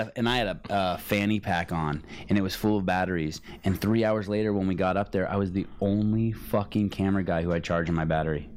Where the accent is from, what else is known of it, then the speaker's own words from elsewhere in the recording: Bay Area, California, United States; I grew up in the Bay Area.